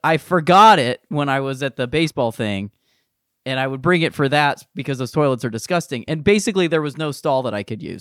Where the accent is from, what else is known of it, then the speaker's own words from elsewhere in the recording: Akron, Ohio, United States; I'm from Akron, and I went to the University of Akron